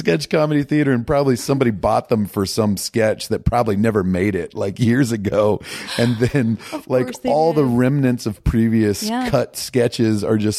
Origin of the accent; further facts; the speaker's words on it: Virginia, United States; I grew up in Northern Virginia, DC suburbs.